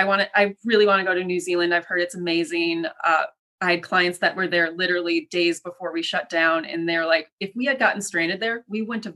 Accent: Midwest, United States; I'm a Midwesterner. I love food.

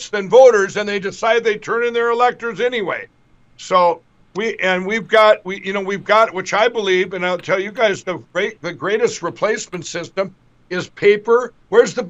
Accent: Minnesota, United States; my home state of Minnesota

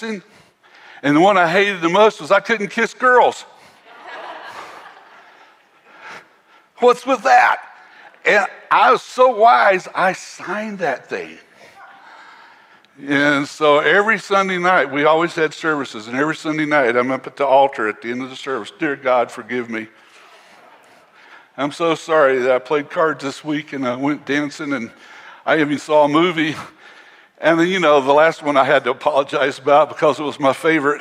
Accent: North Carolina, United States; where I grew up was in North Carolina

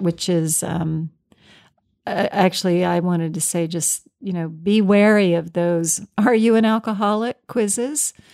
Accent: Virginia, United States; I'm from Virginia, and this was down in Richmond.

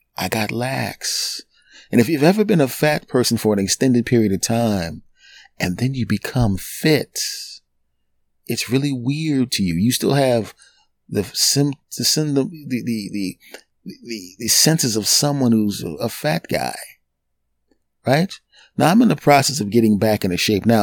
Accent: Philadelphia, Pennsylvania, United States; My hometown team, the Philadelphia Eagles

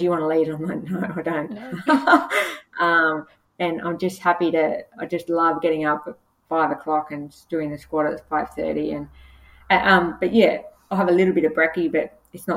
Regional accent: Casino, New South Wales, Australia; moved away; also born or lived in Gold Coast; I was born in Casino, which is the beef capital of Australia, we have beef wheat cream and we used to have breakfast with the butchers when I was a kid.

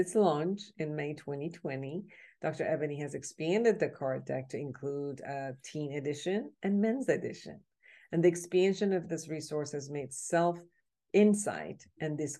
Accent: Iran; moved away; I'm originally from Iran

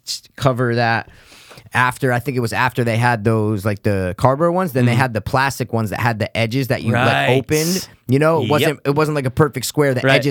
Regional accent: Stamford, Connecticut, United States; growing up in Stanford

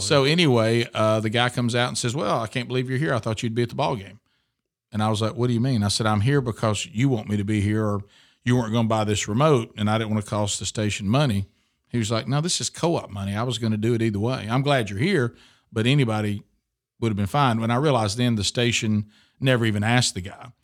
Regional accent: Oxford, Alabama, United States; now in Birmingham, United States; we moved to Oxford, Alabama, beautiful uh, place between uh, Birmingham and Atlanta, and grew up there from six years old to the time I left for college.

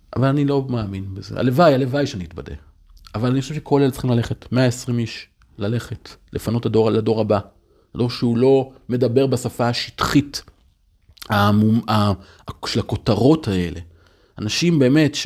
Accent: Upper Galilee, Northern District, Israel; now in Tel Aviv, Israel; פינו את קיבוץ דפנה, פינו את שער ישוב, פינו את הגושרים, זה אזורים שגדלתי בהם

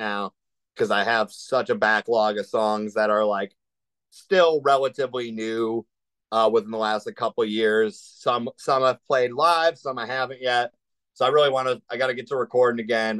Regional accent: Cleveland, Ohio, United States; we're all from Cleveland area

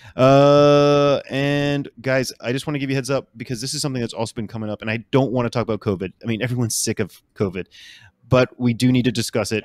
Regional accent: New Orleans, Louisiana, United States; I am living currently in New Orleans. I'm from New Orleans.

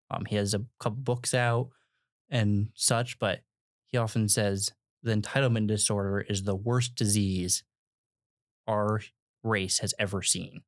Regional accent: United States; We as Americans

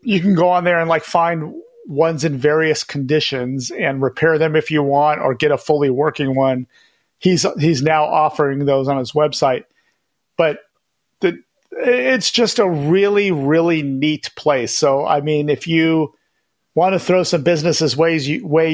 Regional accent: Sacramento, California, United States; also born or lived in Elk Grove; my hometown, like of Sacramento or Elk Grove

